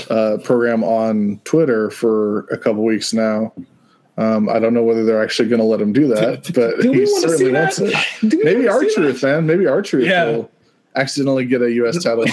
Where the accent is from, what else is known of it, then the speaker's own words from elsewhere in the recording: Salinas, California, United States; I grew up in a town where it was the home of the California Rodeo.